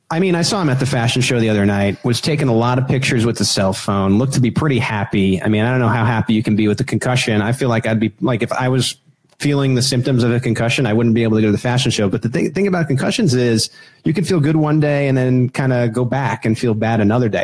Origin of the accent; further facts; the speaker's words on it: New York, United States; I'm from New York